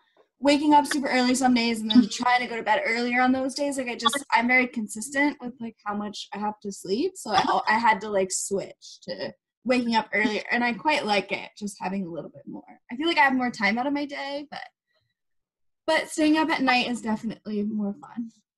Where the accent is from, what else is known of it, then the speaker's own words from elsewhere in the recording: United States; now in Kingston, California, United States; I've moved around quite a lot. I grew up in the States, moved to Canada, so it's.